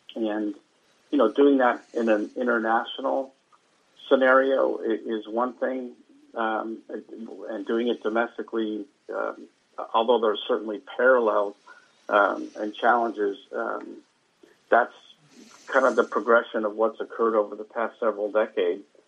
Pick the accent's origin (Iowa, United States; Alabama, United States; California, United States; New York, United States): California, United States; Bay Area; growing up in the Bay Area